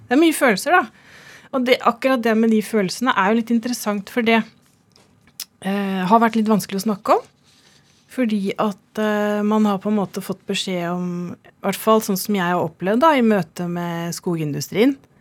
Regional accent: Vestfold, Norway; jeg kommer jo fra Vestfold og er vokst opp i skauen.

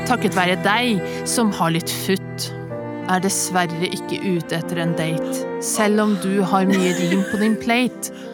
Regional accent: Levanger, Trøndelag, Norway; Jeg er fra Levanger, en by fullt av anger.

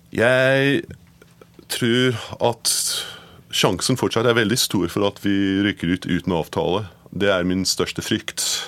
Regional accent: Edinburgh, Scotland, United Kingdom; Norwegian is a second language; moved away as an adult; also born or lived in Glasgow / London; now in Norway; Jeg er født født i Glasgow og oppvokst i Edinburgh, men forlot landet mitt da jeg var 18

